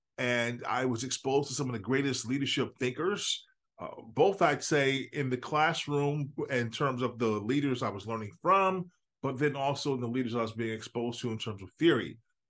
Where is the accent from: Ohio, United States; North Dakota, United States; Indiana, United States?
Indiana, United States; Chicago area, Northwest; I'm just a kid from the Midwest. I'm from Northwest Indiana, Chicago area